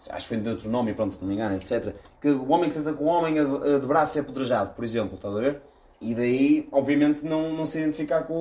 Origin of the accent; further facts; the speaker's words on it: Viana do Castelo, Portugal; Já para dizer que eu sou de Viana. Eu sou de Viana.